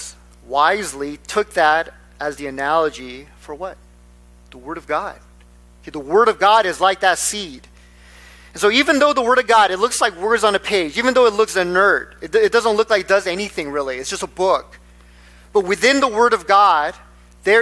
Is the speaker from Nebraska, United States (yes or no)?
yes; Nebraska, United States; moved away; I grew up in Nebraska.